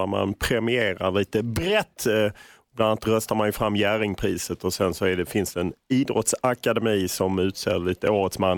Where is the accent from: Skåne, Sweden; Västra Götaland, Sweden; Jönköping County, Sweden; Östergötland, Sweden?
Skåne, Sweden; Lund; jag är ju från Lund.